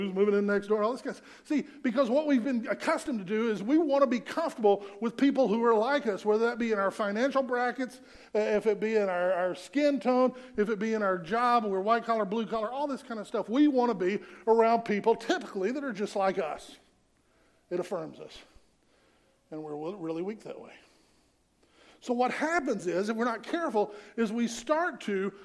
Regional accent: the South, United States; I grew up in the South

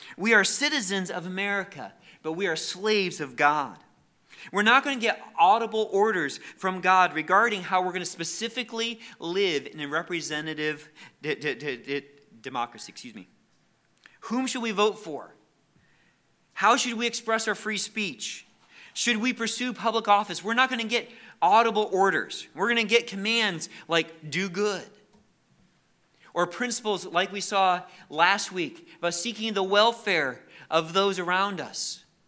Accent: United States; We are very thankful for the freedoms we have as Americans.

